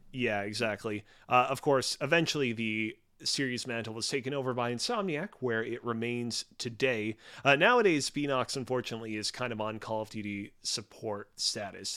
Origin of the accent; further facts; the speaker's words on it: Montreal, Quebec, Canada; I'm from Montreal.